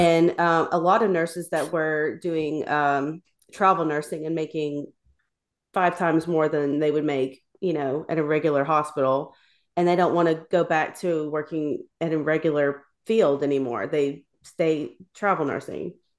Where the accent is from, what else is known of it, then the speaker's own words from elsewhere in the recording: Tennessee, United States; I'm from Tennessee